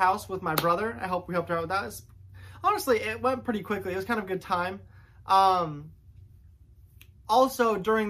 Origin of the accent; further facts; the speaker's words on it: Wabash, Indiana, United States; my hometown of Wabash